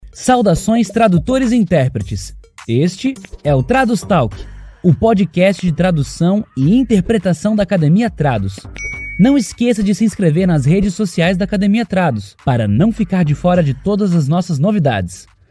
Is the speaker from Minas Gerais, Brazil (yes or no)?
yes; Ipatinga, Minas Gerais, Brazil; aqui na minha cidade, eu sou do interior, sou da cidade de Ipatinga, aqui no, na região do Vale do Aço, né, é, de Minas Gerais, leste de Minas.